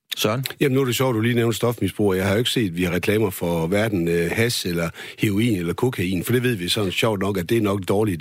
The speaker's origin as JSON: {"language": "Danish", "area": "West Jutland", "region": "Central Denmark Region", "country": "Denmark", "said": "nu er jeg jo selv som vestjyde"}